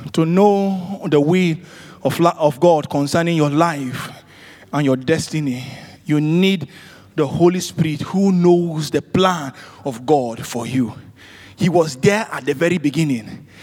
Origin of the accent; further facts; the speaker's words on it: Nigeria; I'm from Nigeria.